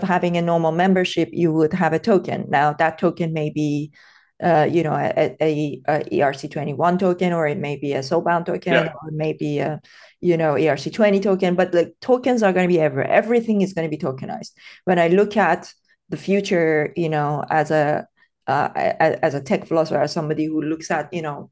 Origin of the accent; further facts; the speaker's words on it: Tehran, Tehran Province, Iran; English is a second language; I grew up in Iran. I was born and brought up in Tehran during the Iran-Iraq war